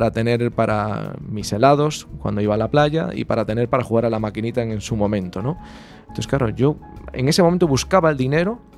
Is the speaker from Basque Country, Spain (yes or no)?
no; Lugo, Galicia, Spain; mi tierra, de Lugo